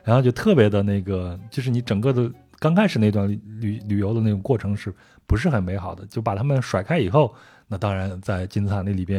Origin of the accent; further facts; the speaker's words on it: China; 然后就问我你到底是哪儿的人？我就跟他说啊，那我我我我是中国人。